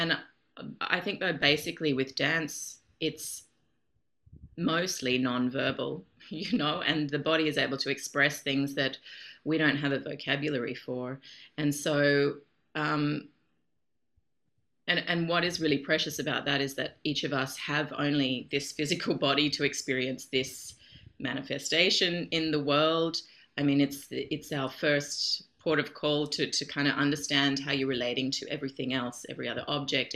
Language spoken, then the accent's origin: English; Australia; moved away as an adult; now in Europe; I'm Australian.